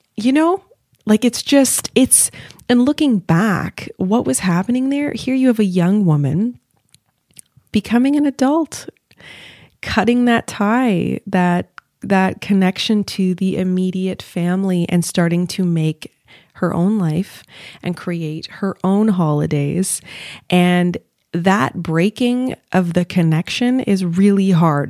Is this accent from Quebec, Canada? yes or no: yes; Montreal, Quebec, Canada; moved away as an adult; now in Toronto, Canada; I'm living in Toronto. Now I'm from Montreal.